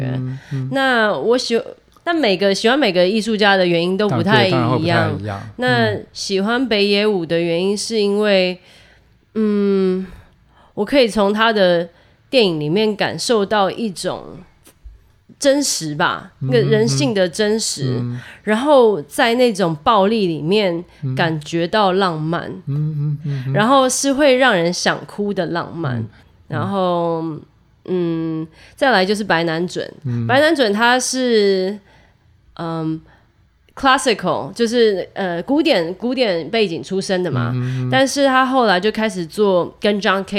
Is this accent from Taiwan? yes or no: yes; Taiwan; moved away as an adult; now in New York, United States; 我我也是从台湾来的，我在这边念爵士，